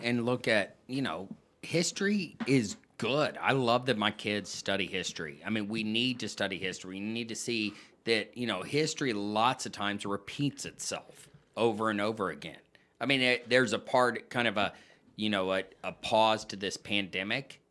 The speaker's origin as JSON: {"language": "English", "town": "San Antonio", "region": "Texas", "country": "United States", "tie": "born or raised there", "also_born_or_lived": "Colorado Springs", "moved": "as an adult", "said": "I grew up in San Antonio, um, where I graduated"}